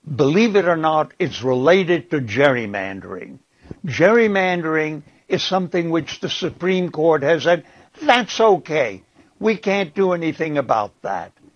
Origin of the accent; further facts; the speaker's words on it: Prague, Czechia; now in United States; I was born in Prague